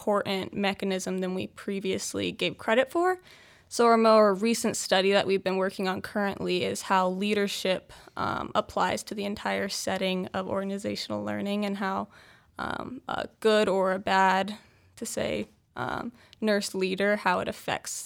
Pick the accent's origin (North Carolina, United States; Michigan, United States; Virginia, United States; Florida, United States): Virginia, United States; Charlottesville; now in Utah, United States; I'm from Charlottesville, Virginia